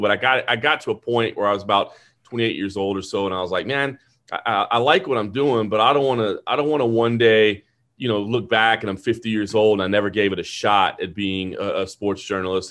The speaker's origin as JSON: {"language": "English", "town": "Dallas", "region": "Texas", "country": "United States", "tie": "born or raised there", "said": "I was born and raised in Dallas"}